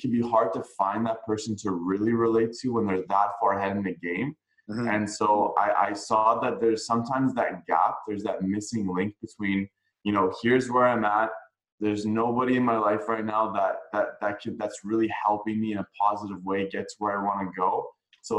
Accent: Vancouver, British Columbia, Canada; I'm born and raised in Vancouver, BC

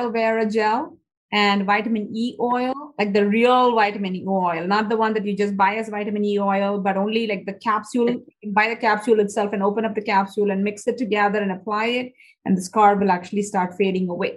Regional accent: India; moved away; when I was growing up in India

